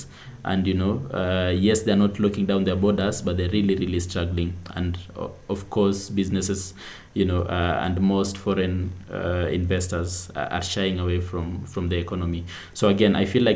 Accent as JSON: {"language": "English", "country": "Kenya", "said": "as a Kenyan"}